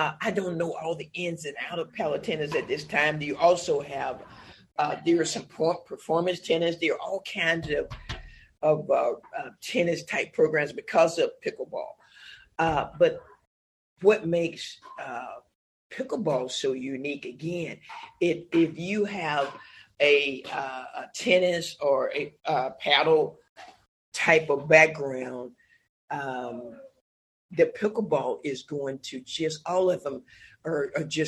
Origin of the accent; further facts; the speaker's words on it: Alabama, United States; growing up in Alabama, you know, my parents